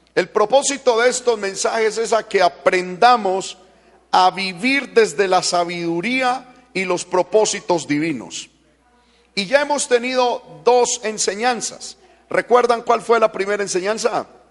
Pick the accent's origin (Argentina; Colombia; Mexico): Colombia; Paisa, Antioquia; como paisa que soy